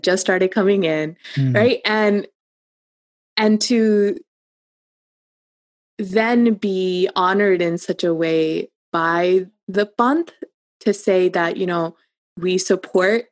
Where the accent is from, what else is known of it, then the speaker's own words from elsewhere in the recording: Cincinnati, Ohio, United States; I was just a girl in Cincinnati